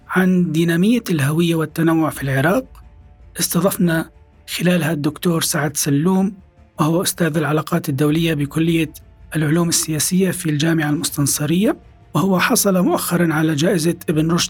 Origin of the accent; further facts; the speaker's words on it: Syria; أنا كسوري